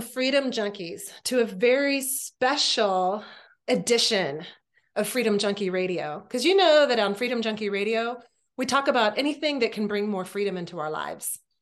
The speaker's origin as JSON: {"language": "English", "region": "Texas", "country": "United States", "said": "we already feel like Texans"}